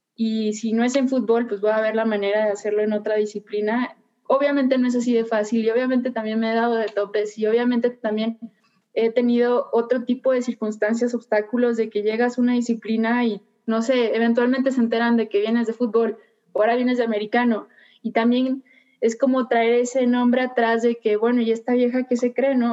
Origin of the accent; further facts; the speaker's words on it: Puerto Vallarta, Jalisco, Mexico; soy originaria de Puerto Vallarta